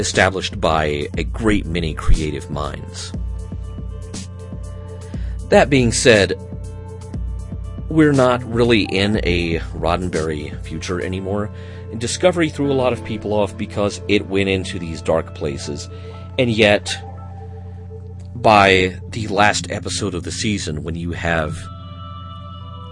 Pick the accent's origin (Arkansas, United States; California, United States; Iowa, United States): Arkansas, United States; accent: Southern; moved away as an adult; also born or lived in Wisconsin; now in Utah, United States; I didn't originate in Utah. I came from Arkansas. And I started working in radio at a very young age in Arkansas